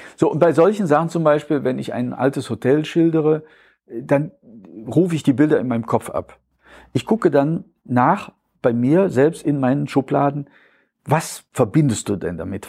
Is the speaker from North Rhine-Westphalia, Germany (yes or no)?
yes; Mechernich, North Rhine-Westphalia, Germany; accent: Eifler Platt, Nordeifler ripuarisches Platt; moved away as an adult; also born or lived in Euskirchen / Schwerfen / Cologne; now in Hillesheim, Germany; ich bin in Euskirchen geboren und bin mit sieben Jahren nach Schwerfen gezogen und Schwerfen ist natürlich das zülpische Land, die Börde, das gehört schon fast zur Eifel. Und ich bin in Mechernich und Münstereifel aufgewachsen, zur Schule gegangen.